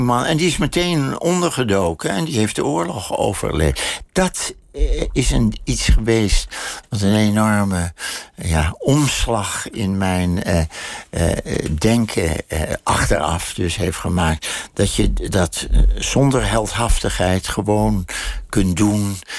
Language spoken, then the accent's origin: Dutch; Amsterdam, North Holland, Netherlands; moved away; de buurt waar ik geboren ben